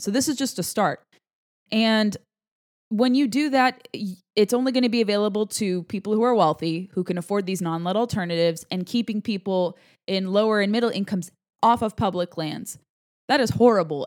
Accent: California, United States; the Golden State, my home state

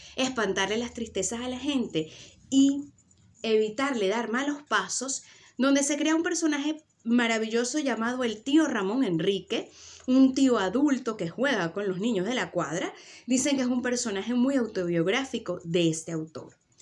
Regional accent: Venezuela; now in Tenerife, Spain; yo vivo en Tenerife y mi sangre es de estas Islas Canarias, yo soy venezolana

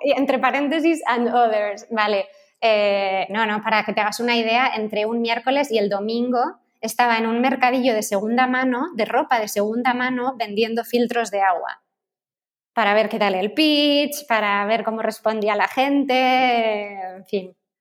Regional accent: Madrid, Community of Madrid, Spain; moved away as an adult; now in Barcelona, Spain; yo soy de Madrid

